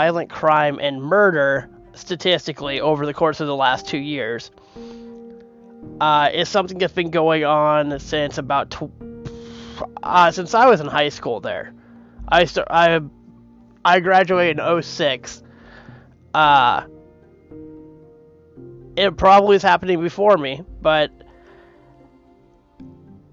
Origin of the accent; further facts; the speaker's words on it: Minneapolis, Minnesota, United States; moved away; I grew up in Minneapolis. I lived there for the better part of 20 years.